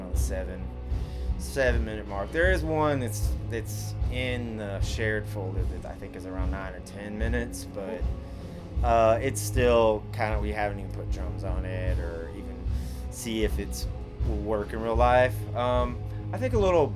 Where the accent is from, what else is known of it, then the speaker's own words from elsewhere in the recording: Nashville, Tennessee, United States; moved away; I'm originally from Nashville